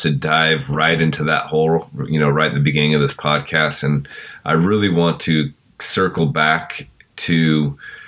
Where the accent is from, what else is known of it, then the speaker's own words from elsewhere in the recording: California, United States; I'm originally from California as well